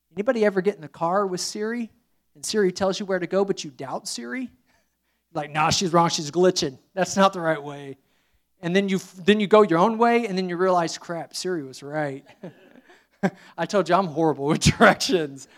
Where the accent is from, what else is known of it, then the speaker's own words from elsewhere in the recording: Indiana, United States; moved away; I'm from Indiana